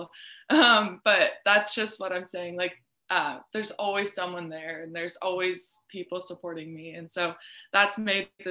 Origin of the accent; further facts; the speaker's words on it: Arizona, United States; moved away as an adult; now in Lincoln, United States; family that I wasn't necessarily too close to growing up in Arizona